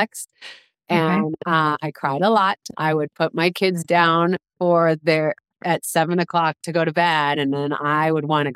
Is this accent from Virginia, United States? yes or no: no; Washington, District of Columbia, United States; moved away as an adult; also born or lived in Los Angeles, California; I grew up in Washington, D.C., which was big city, a lot of cars, a lot of people. For 18 years.